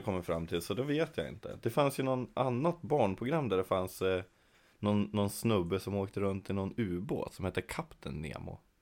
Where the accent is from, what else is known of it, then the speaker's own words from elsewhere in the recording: Kännåsen, Jämtland, Sweden; Jag kommer utanför Östersund. Eh, från en liten by som heter Kännåsen